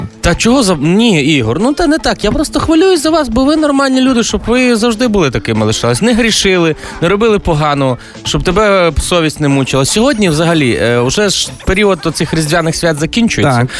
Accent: Lviv Oblast, Ukraine; я сам з Львівщини

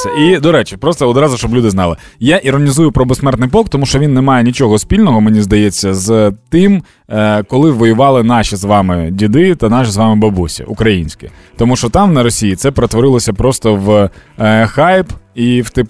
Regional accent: Ukraine; Доброго вечора, ми з України.

